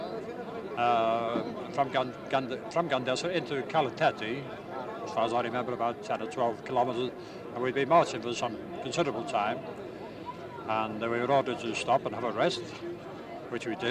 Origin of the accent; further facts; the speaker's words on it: Liverpool, North West England, United Kingdom; moved away as an adult; also born or lived in Dublin, Ireland; now in Oxford, United Kingdom; I was born in Ireland, but I was brought up and educated in Liverpool. But I've been in Oxford for 45 years